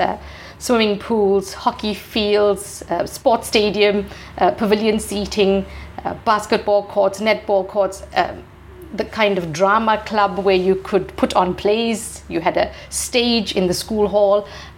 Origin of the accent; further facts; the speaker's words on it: South Africa; So when I grew up, I'm a Gen X. So, you know, growing up in the 80s and 90s, apartheid was still, very prominent.